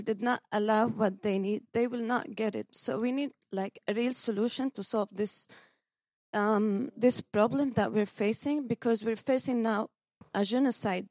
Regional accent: Palestine; I come from Palestine

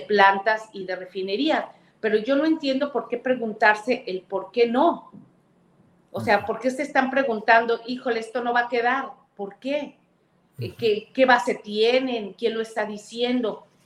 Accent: Veracruz, Mexico; Es mi tierra, bueno, soy senadora de mi estado

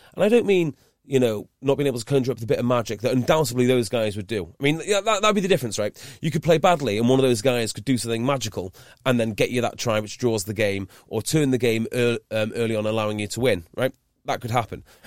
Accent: Wales, United Kingdom; growing up in Wales

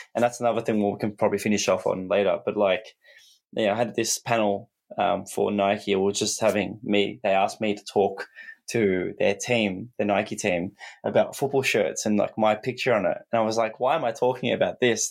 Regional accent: Australia; as an Aussie, we're so far away from the world

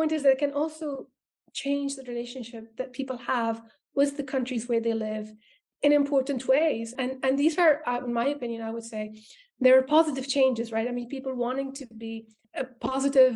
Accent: Egypt; moved away as an adult; also born or lived in United States; I'm from Egypt

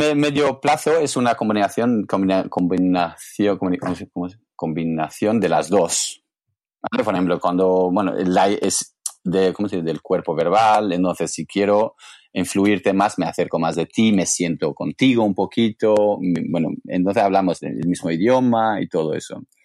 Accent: England, United Kingdom; Spanish is a second language; moved away as an adult; now in Barcelona, Spain; yo vengo de Inglaterra

